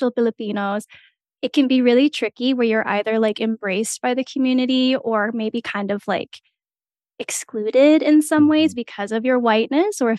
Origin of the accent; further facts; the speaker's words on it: small town in Alberta, Canada; moved away as an adult; now in Lethbridge, Canada; I grew up in a really isolated community